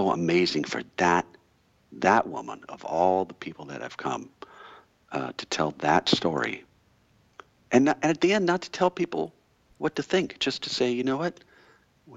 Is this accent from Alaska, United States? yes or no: yes; Alaska, United States; now in Seattle, United States; we were growing up in Alaska